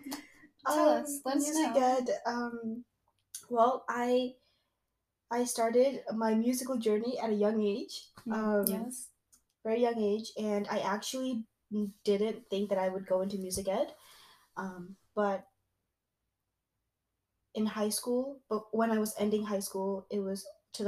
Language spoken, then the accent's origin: English; East Coast, United States; moved away as an adult; now in Midwest, United States; We are currently in the Midwest and we're both from the East Coast.